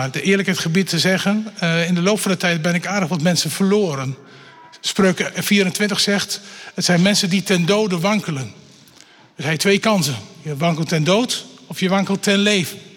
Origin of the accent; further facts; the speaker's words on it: Bible Belt, Netherlands; Want ook al ben ik opgegroeid in de Bijbelbelt en eh, heel lang twee keer in de, op een dag naar de kerk gegaan, zeg maar, dat had me nog niet gebracht bij Jezus.